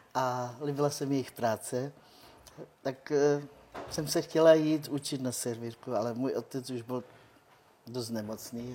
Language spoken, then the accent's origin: Czech; Rokycany, Plzeň Region, Czechia; first language Romani; Czech is a second language; also born or lived in United Kingdom; já jsem se narodila už tady v Čechách